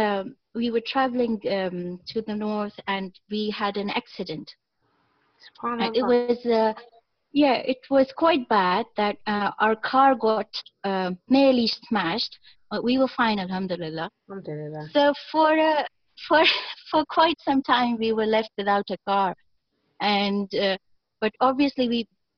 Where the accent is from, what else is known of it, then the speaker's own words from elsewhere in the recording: Pakistan; I am a Pakistani myself